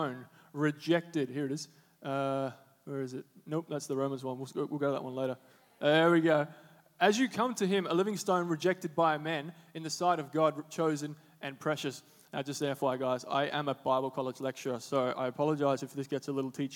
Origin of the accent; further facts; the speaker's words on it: Darwin, Northern Territory, Australia; moved away as an adult; now in Sydney, Australia; I'm from Darwin. If you didn't know that, from the Northern Territory all the way up yonder.